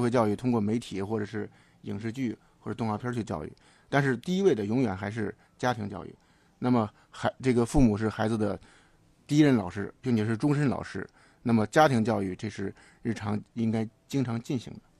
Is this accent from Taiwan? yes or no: no; Hebei, China; moved away; 我们老家河北省农村